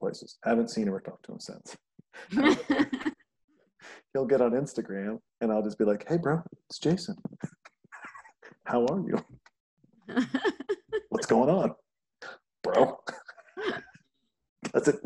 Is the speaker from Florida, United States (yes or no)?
no; Montana, United States; moved away; also born or lived in Los Angeles, United States; I'm from Montana.